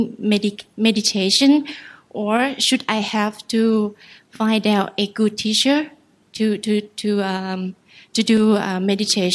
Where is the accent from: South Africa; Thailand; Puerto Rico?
Thailand; Ubon Ratchathani; moved away; I'm from Ubon Ratchathani